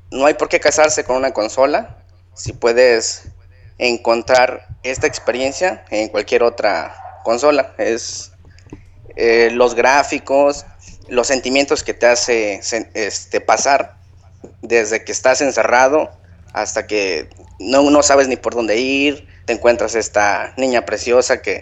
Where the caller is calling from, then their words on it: Ciudad del Carmen, Campeche, Mexico; Desde Ciudad del Carmen.